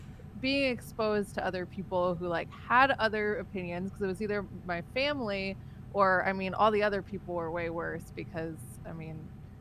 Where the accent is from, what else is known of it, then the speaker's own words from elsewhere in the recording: South Carolina, United States; I grew up in South Carolina and it's not very diverse here.